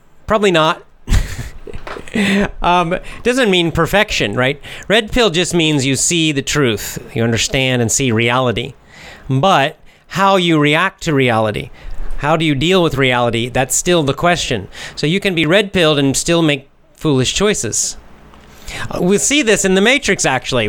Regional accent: United States; I'm American

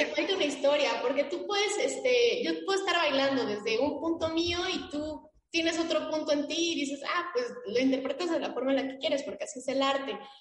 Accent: Mexico; saber quiénes somos como mexicanos

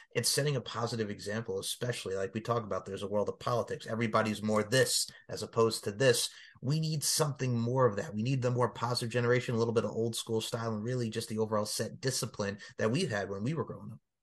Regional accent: Long Island, New York, United States; growing up on Long Island, we had the New York Wrestling Connection

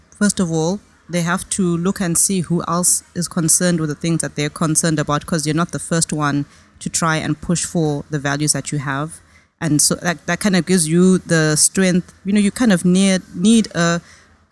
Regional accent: Harare, Zimbabwe; moved away as an adult; now in United States; When I was a kid, you know, growing up in Harare, Zimbabwe

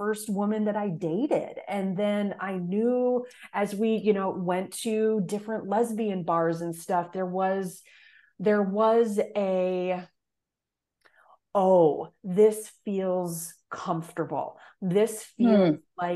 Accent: Fargo, North Dakota, United States; moved away as an adult; also born or lived in Indianapolis, Indiana; I grew up in Fargo, North Dakota, which relatively speaking, it's the largest city in the state, but still very, very small.

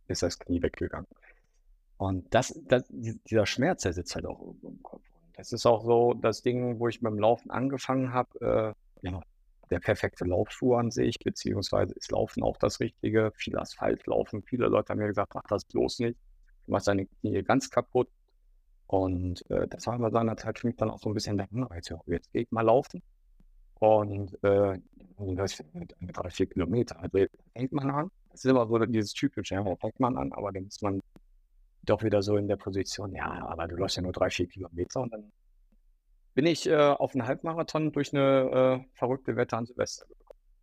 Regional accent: Düsseldorf, North Rhine-Westphalia, Germany; in meiner Heimatstadt äh, in Düsseldorf

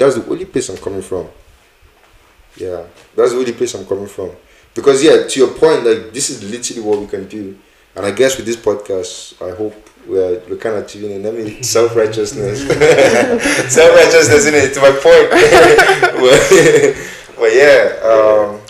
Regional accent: Nigeria; now in United Kingdom; as a Nigerian being in Nigeria

